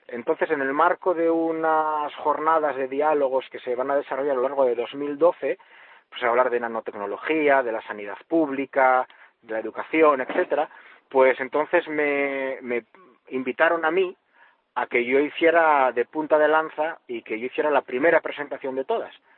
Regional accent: Asturias, Spain; como decimos aquí en Asturias

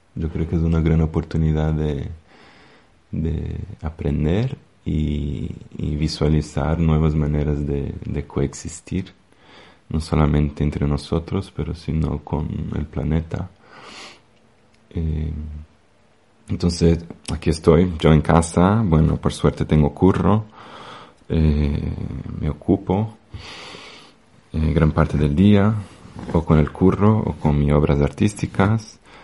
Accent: Brazil; Spanish is a second language; now in Madrid, Spain; pienso en mi país de origen, en Brasil

